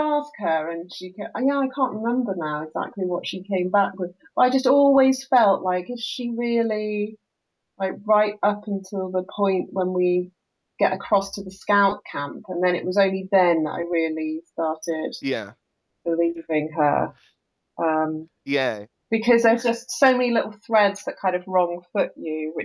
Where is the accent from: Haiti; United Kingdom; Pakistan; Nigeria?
United Kingdom; we have frosty mornings in the UK